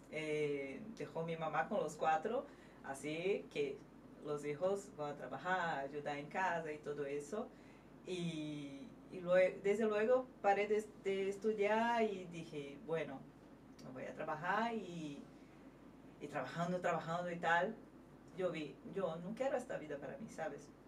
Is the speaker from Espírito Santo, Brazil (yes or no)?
yes; Espírito Santo, Brazil; Spanish is a second language; moved away as an adult; now in Madrid, Spain; soy de Brasil, soy de Espírito Santo. Capichaba. Mm, capixaba.